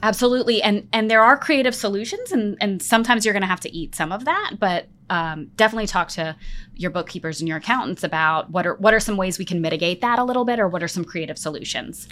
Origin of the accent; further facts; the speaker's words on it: Pennsylvania, United States; now in Memphis, United States; I grew up in Pennsylvania